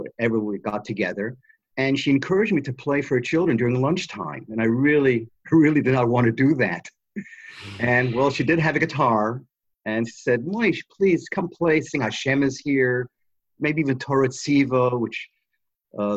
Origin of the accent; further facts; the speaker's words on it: Toronto, Ontario, Canada; moved away; I'm from Toronto, Canada, originally, and I went to cheder there